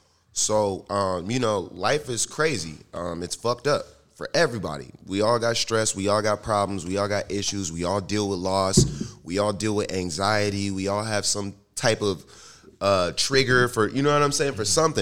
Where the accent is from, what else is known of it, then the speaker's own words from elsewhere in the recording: Pittsburgh, Pennsylvania, United States; we're from Pittsburgh though.